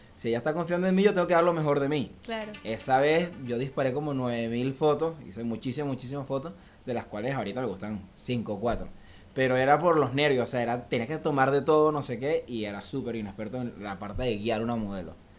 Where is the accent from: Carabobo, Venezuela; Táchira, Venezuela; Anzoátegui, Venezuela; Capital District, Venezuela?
Carabobo, Venezuela; Valencia; moved away as an adult; now in Miami, United States; vengo de Venezuela, de Valencia, Venezuela. Ya resido aquí en Miami desde hace tres años y un poquito más.